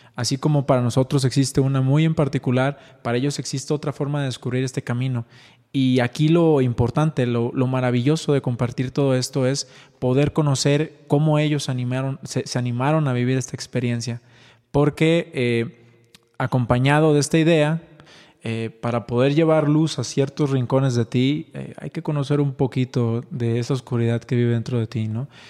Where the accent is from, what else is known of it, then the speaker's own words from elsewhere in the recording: Ixtlán del Río, Nayarit, Mexico; now in Guadalajara, Mexico; Soy mexicano, soy nacido en Ixtlán del Río Nayarit, orgullosamente, pero actualmente radicamos en Guadalajara, Jalisco